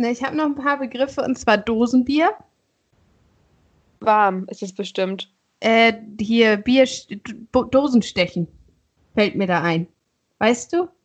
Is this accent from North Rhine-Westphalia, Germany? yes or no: no; Schleswig-Holstein, Germany; so als Schleswig-Holsteiner brauchst du ja nicht unbedingt eine Karte, sondern du fährst einfach mal nur so dahin.